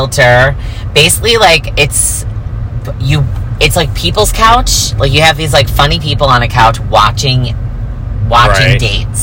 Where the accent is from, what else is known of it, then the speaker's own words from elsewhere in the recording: New York, United States; now in Los Angeles, United States; I'm such and such age, and I'm from New York